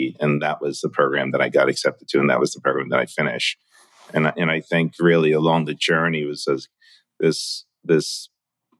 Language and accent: English; New York, United States; also born or lived in Hong Kong; my early days growing up in Chinatown.